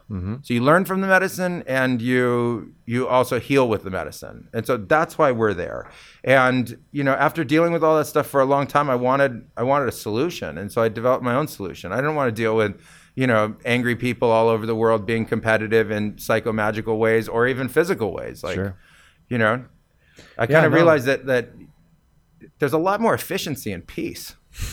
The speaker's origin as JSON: {"language": "English", "region": "California", "country": "United States", "said": "because I came from California"}